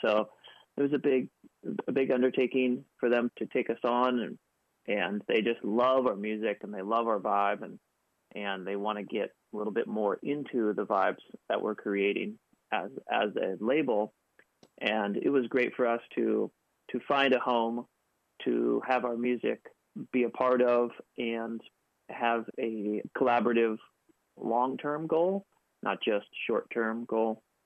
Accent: Seattle, Washington, United States; moved away as an adult; now in Los Angeles, United States; We grew up in Seattle together

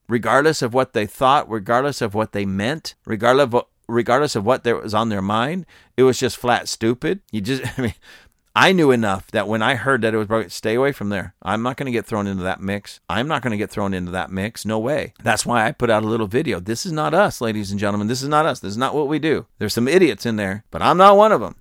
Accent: United States; I'm telling you this as an American.

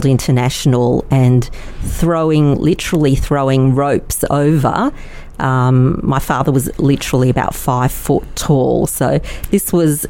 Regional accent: Melbourne, Victoria, Australia; first language Yiddish; English is a second language; I was born here in Melbourne.

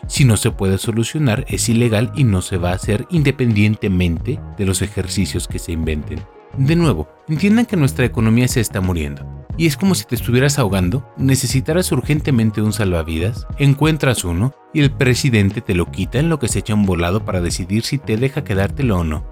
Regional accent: Mexico; Aquí en México

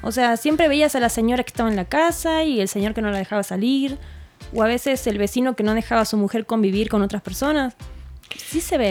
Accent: Argentina; now in Mexico

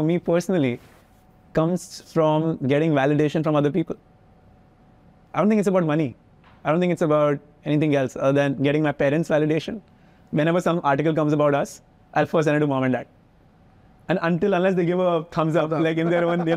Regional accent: India; moved away as an adult; also born or lived in United States; as an Indian, I was deeply insecure

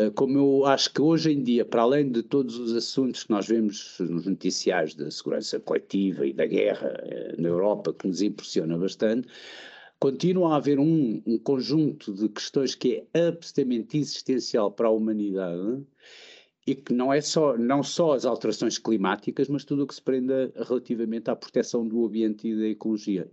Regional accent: Portugal; moved away; como português

